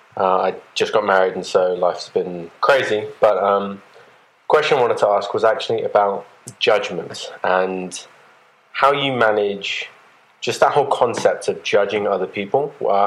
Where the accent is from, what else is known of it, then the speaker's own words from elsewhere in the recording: England, United Kingdom; now in Atlanta, United States; I'm from England originally. I live in Atlanta now.